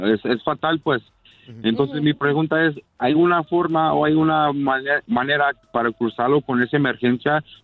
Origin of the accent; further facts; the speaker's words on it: San Diego, California, United States; yo soy de San Diego